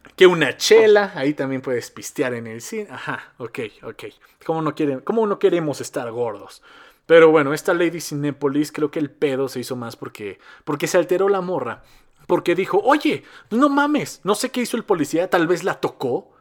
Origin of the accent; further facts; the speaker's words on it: Mexico; accent: Mexico City accent; yo soy de Cardos. Yo soy de Cardos. Está muy cerca de la Ciudad de México, pero no soy de la Ciudad de México. Pero tenemos el mismo acento, más o menos